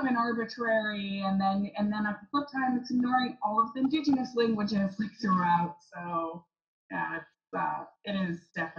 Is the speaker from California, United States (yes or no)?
yes; San Diego, California, United States; I grew up in San Diego, where we have such a big Mexican population.